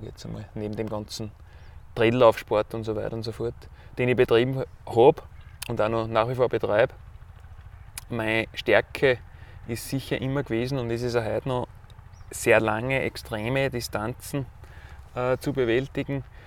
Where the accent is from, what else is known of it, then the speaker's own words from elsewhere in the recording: Weißenbach, Styria, Austria; Kurfstein, wie wir da sagen, bei uns in Weißenbach bei Haus